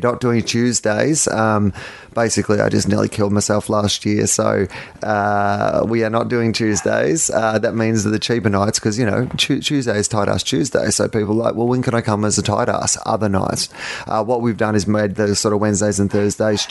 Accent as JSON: {"language": "English", "town": "Sydney", "region": "New South Wales", "country": "Australia", "tie": "born or raised there", "said": "Sydney, particularly my hometown"}